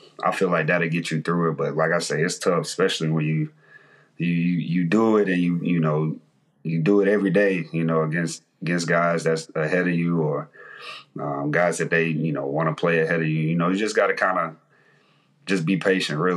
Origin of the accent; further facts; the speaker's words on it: Mississippi, United States; I'm from Mississippi, you know, we ain't given a lot, you know, growing up